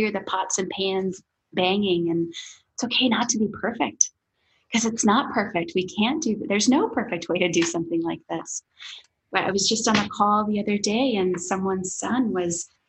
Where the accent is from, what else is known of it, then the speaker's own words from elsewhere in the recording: Midwest, United States; I grew up in the Midwest on dairy farms where there were often more cows than people.